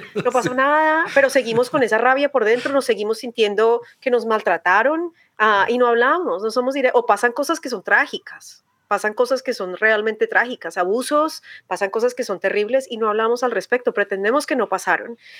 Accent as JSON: {"language": "Spanish", "region": "Bogotá", "country": "Colombia", "tie": "born or raised there", "accent": "rolo", "moved": "as an adult", "lives_now": "United States", "said": "yo crecí en Colombia, nací crecí en Colombia, en Bogotá"}